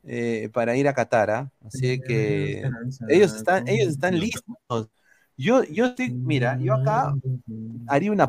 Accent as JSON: {"language": "Spanish", "country": "Peru", "said": "obviamente pues, somos peruanos."}